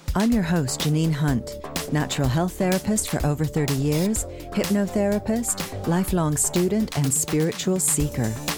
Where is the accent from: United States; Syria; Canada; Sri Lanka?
Canada; moved away as an adult; now in France; as a Canadian